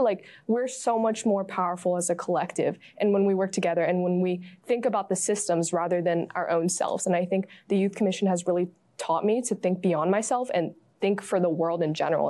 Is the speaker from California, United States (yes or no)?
yes; San Francisco, California, United States; growing up in the Bay View and the Excelsior